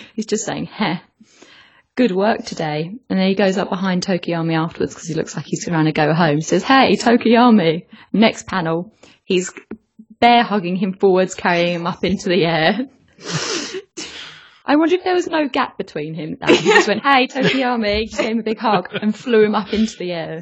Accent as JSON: {"language": "English", "region": "England", "country": "United Kingdom", "said": "I'm English"}